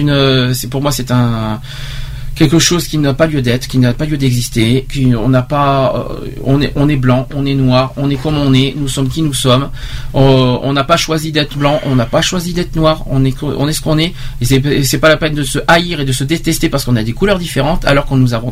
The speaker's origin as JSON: {"language": "French", "country": "Romania", "second_language": "French", "said": "d'habitude les gens me demandent mes origines en précisant que j'ai un léger accent charmant. Presque chaque fois que je réponds je suis roumaine"}